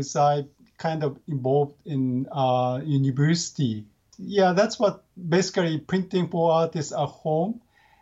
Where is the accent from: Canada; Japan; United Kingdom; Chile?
Japan; Gifu; English is a second language; now in Tokyo, Japan; I'm grew up in, it's called Gifu